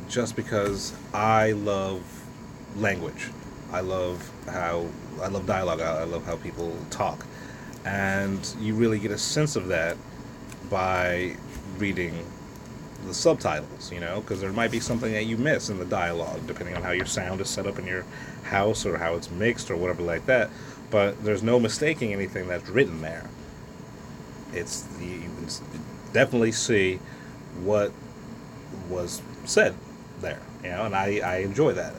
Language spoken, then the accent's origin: English; United States; I'm an American. I'm you know red, white, and blue until